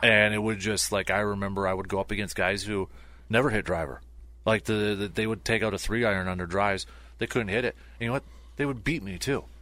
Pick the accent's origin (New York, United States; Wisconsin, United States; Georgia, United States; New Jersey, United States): Wisconsin, United States; Medford; we grew up in Metford Town of just four thousand